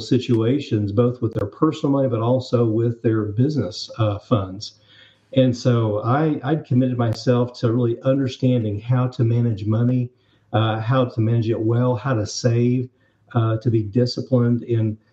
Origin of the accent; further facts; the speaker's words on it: Northwest Arkansas, United States; I'm actually from Arkansas. So I grew up in the Northwest Arkansas area